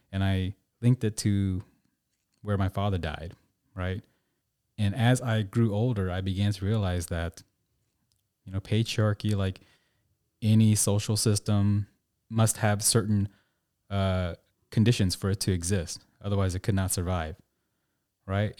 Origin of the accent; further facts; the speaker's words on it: Tulsa, Oklahoma, United States; I grew up in Tulsa, Oklahoma